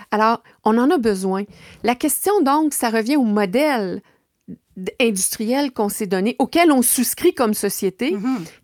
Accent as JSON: {"language": "French", "town": "Baie-Comeau", "region": "Quebec", "country": "Canada", "tie": "born or raised there", "also_born_or_lived": "La Malbaie", "lives_now": "Ville-Marie, Canada", "said": "Côte-Nord. Je suis euh, née à la Malbaie, mais j'ai vécu à Bécomo. Et c'est là que j'ai étudié au cégep j'ai quitté Bécomo pour euh, suivre ma formation universitaire à l'Université Laval à Québec."}